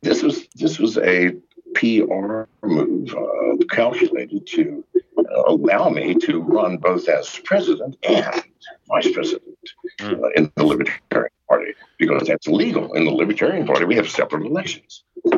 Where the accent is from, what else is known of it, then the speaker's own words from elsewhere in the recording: England, United Kingdom; born there; I was born in England. My dad was a U.S. soldier fighting World War II. I am as eligible as any man.